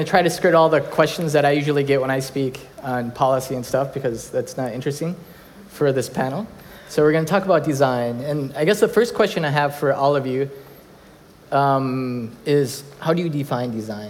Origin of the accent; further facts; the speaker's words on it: Minnesota, United States; we're both from the Midwest. I'm from Minnesota